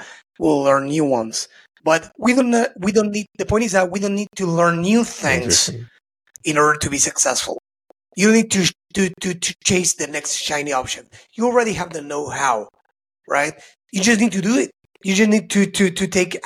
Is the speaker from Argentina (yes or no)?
yes; Argentina; I'm from Argentina